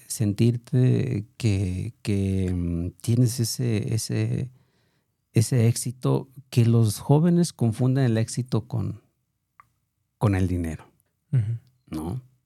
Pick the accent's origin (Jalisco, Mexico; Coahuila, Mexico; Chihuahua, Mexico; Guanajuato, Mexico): Jalisco, Mexico; Autlán de Navarro; moved away; also born or lived in Tlajomulco de Zúñiga, Jalisco; yo soy de Outland de la Gran. Eh, por razones ahí complicadas, em, me traen a, vivir a, Tlajumulco